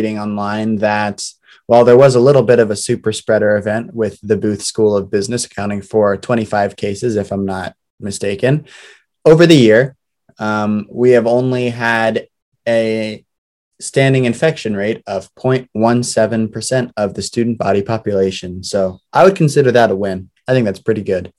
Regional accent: Columbus, Ohio, United States; moved away as an adult; now in Chicago, United States; I'm from Columbus, Ohio

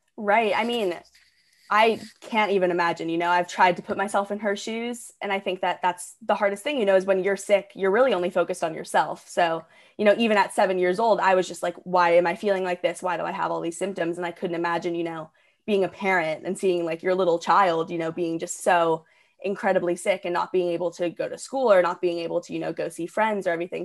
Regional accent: Portland, Oregon, United States; moved away as an adult; also born or lived in Ridgefield, Connecticut; now in Orange County, California, United States; I was actually born in Ridgefield, Connecticut, and then my family and I moved to Portland, Oregon when I was about seven or eight. And so that's basically where I would consider growing up, you know, 'cause most of my childhood was there.

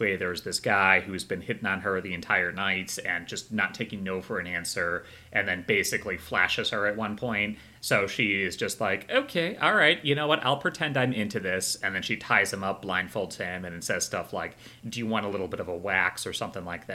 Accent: small town about 2 hours west of Chicago, Illinois, United States; I grew up in a small hometown in about 2 hours west of Chicago

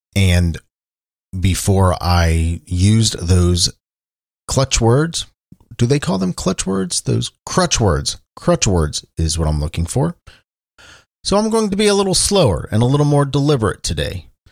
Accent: Cincinnati, Ohio, United States; I'm talking to you from Cincinnati, Ohio, my hometown

